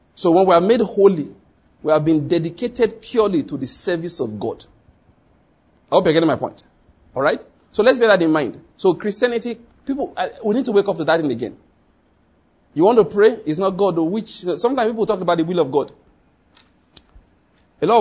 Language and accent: English; Western Nigeria, Nigeria; I grew up in Western Nigeria